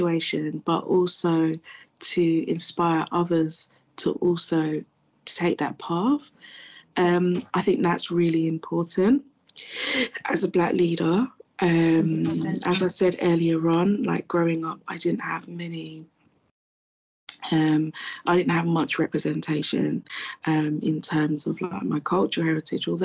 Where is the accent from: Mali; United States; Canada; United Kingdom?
Mali; moved away; I am a Malian. I was born in Mali, which is in West Africa.